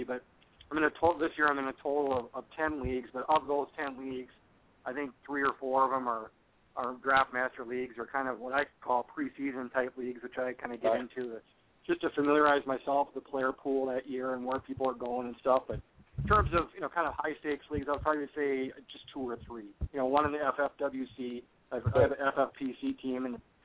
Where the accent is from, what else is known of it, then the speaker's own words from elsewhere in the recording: Minnesota, United States; I'm from Minnesota. I live in the Twin City area in Minneapolis.